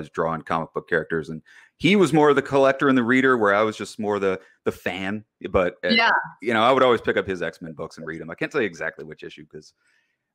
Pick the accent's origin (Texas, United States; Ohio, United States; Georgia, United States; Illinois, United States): Illinois, United States; Chicago; I'm from Chicago